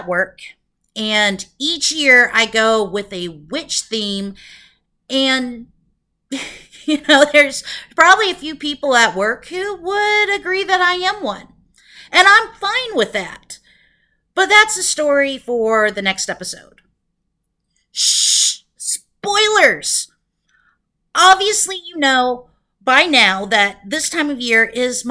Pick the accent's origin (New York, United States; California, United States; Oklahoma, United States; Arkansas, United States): Oklahoma, United States; Broken Arrow; now in Tacoma, United States; I grew up in a town in Oklahoma called Broken Arrow. While Tacoma is my home now, Broken Arrow will always be my hometown